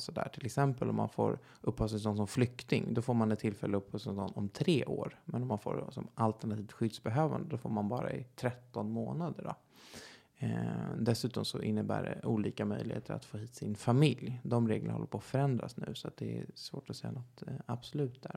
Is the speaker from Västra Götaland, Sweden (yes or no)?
no; Stockholm, Stockholm County, Sweden; Jag är 28 år från Stockholm